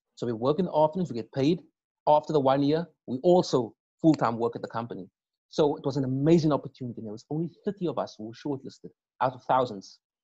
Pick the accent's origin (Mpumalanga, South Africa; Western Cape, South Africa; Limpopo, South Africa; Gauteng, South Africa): Western Cape, South Africa; Cape Town; I grew up in or on the Cape Flats